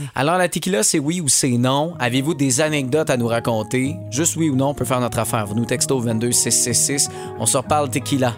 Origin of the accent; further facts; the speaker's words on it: Longueuil, Quebec, Canada; je suis de Longueuil, c'est proche de Drummond.